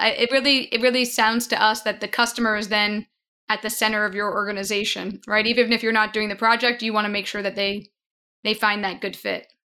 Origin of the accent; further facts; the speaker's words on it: Long Island, New York, United States; moved away; I'm a native New Yorker. I grew up on Long Island